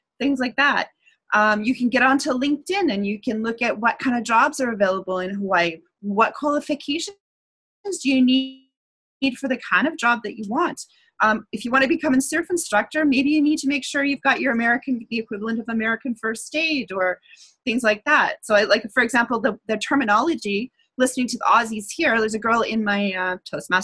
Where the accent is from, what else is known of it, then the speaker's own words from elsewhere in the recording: Canada; I'm Canadian